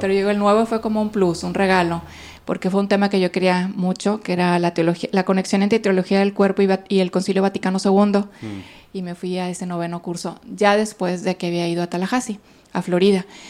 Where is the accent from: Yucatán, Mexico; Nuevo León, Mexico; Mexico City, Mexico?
Nuevo León, Mexico; Monterrey; moved away as an adult; also born or lived in Italy; soy de aquí de Monterrey. Tengo 23 años consagrada. Estudié pues toda mi vida aquí, viví toda mi vida aquí